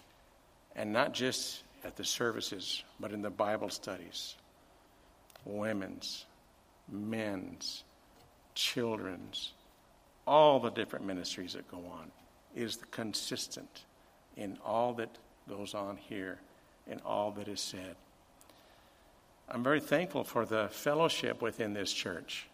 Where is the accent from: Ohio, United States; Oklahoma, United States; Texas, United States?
Texas, United States; El Paso; As a young boy, I grew up in the Lower Valley